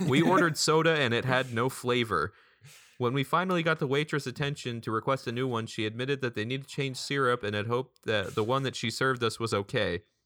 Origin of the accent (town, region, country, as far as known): Derry, New Hampshire, United States; born or raised there